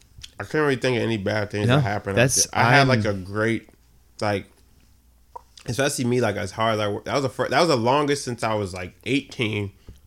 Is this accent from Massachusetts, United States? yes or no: yes; Boston, Massachusetts, United States; also born or lived in the South (US); I grew up in Boston.